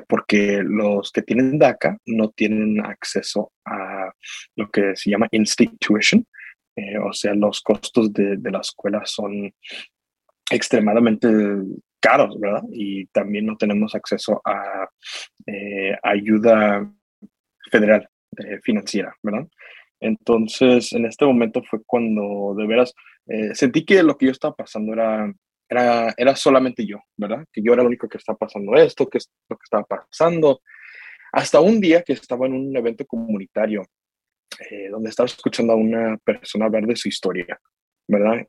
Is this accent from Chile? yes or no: no; Knoxville, Tennessee, United States; also born or lived in Guadalajara, Mexico; yo nací en Guadalajara, México. Eh, yo y mi mamá nos venimos acá a los Estados Unidos en el año 2000, donde hemos estado en Knoxville, Tennessee, desde ese tiempo. Eh, ahí es donde yo crecí